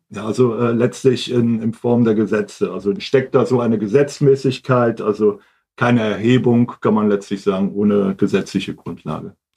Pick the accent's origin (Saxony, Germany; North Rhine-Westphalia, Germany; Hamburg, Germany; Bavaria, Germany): Hamburg, Germany; moved away as an adult; now in Wiesbaden, Germany; ursprünglich komme ich aus Hamburg